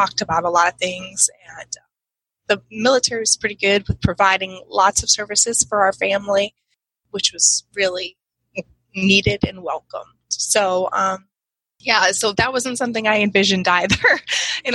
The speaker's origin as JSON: {"language": "English", "region": "Connecticut", "country": "United States", "tie": "born or raised there", "moved": "yes", "lives_now": "Peoria, United States", "said": "He came to my hometown, which wasn't too far from his, but I had never gone to that part of Connecticut, really, even though Connecticut's really small"}